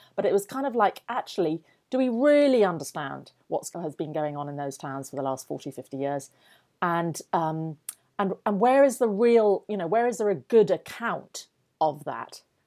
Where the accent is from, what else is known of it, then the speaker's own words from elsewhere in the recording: Yorkshire and the Humber, United Kingdom; I grew up in North Yorkshire